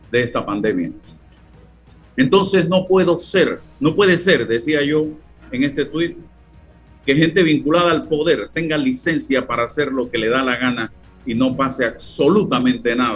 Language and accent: Spanish; Panama; Me he privado de muchas cosas, como muchos panameños